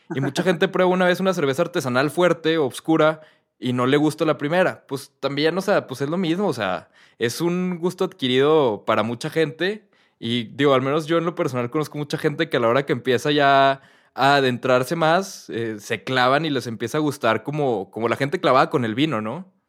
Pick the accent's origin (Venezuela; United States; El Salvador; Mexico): Mexico; also born or lived in London; yo, soy mexicano